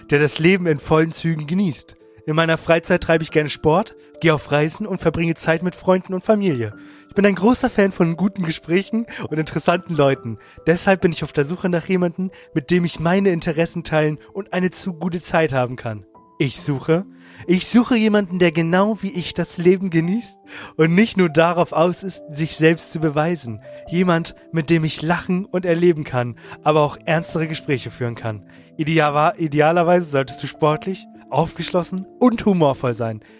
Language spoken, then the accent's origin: German; Saxony, Germany; und, und ich komme aus dem sächsischen, sächsischen Land. Ich liebe meine Heimat und die Sachsenkultur